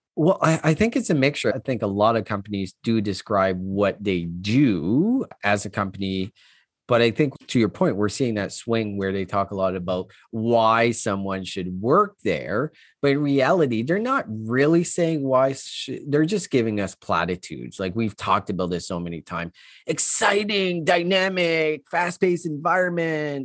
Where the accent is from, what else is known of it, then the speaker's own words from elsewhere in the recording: Canada; I'm Canadian